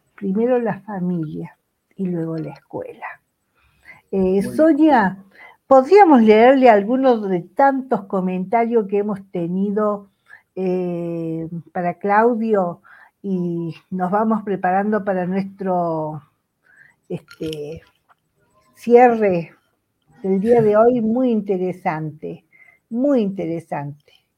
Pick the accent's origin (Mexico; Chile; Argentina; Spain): Argentina; como argentina